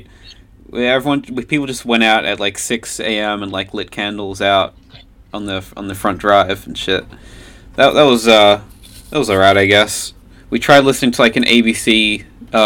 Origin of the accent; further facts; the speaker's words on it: Australia; we're all Australian